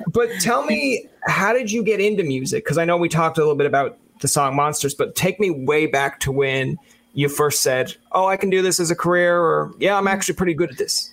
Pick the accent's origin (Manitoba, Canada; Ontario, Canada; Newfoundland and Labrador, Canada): Newfoundland and Labrador, Canada; now in Ottawa, Canada